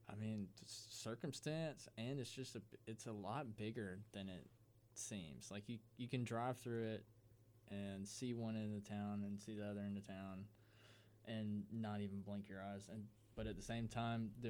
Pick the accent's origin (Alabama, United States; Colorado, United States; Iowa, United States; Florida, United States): Alabama, United States; Auburn; Henry and Kurt are both from Auburn, and I'm from Auburn